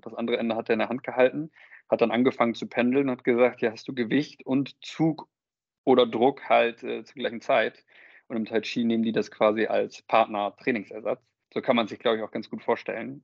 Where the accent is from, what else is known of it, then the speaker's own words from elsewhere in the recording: Münster, North Rhine-Westphalia, Germany; geboren in Münster, mittlerweile 31